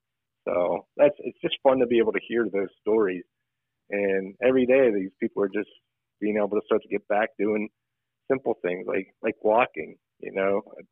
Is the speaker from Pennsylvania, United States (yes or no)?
yes; Pittsburgh, Pennsylvania, United States; Went to North Hills High School and went away for a little bit for schooling and then came back and started my practice in 2004.